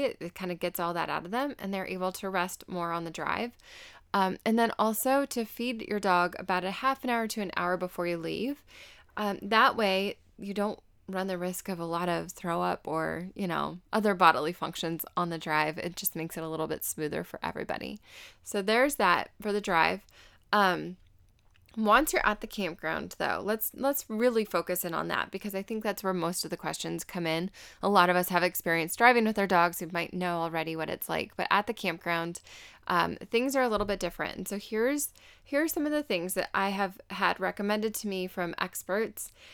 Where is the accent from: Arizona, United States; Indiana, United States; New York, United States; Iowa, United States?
Arizona, United States; I'm from Arizona, so I'm very aware of cactus